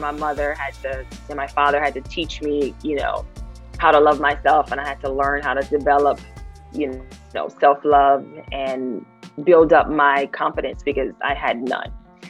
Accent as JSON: {"language": "English", "region": "the South", "country": "United States", "tie": "born or raised there", "said": "Now, growing up in the South, we all had different nicknames, right? From the South, everybody had a little funny nickname"}